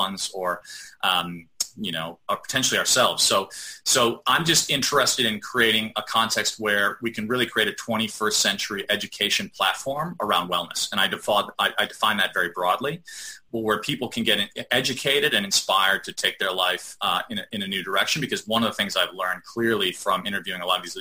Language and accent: English; Chicago, Illinois, United States; I grew up in Chicago